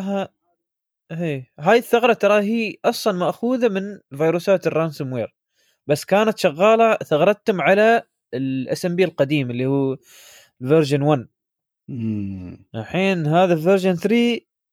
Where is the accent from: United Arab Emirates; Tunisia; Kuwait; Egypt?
United Arab Emirates; عندنا في الإمارات